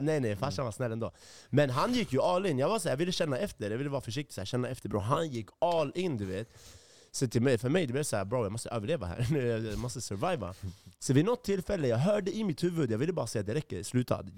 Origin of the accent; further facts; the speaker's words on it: Järfälla, Stockholm County, Sweden; now in Kista, Sweden; Jag är uppvuxen i Jakobsberg, men nu jag bor i Kista